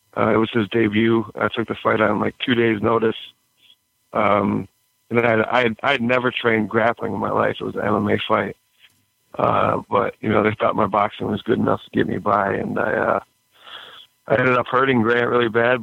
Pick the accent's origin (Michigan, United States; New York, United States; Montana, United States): Michigan, United States; Royal Oak; I'm from Royal Oak originally.